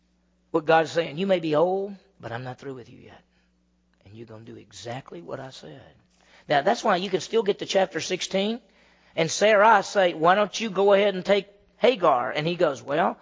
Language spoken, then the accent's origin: English; Meridian, Mississippi, United States; I grew up in Meridian, Mississippi, and that's 50,000 people